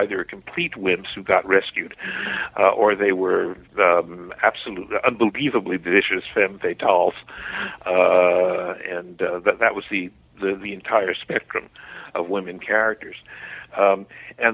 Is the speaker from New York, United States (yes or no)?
yes; New York City, New York, United States; I was born in Harlem, which is the black ghetto of New York City, in Harlem Hospital on 138th Street and Lenox Avenue, and my father ran a funeral home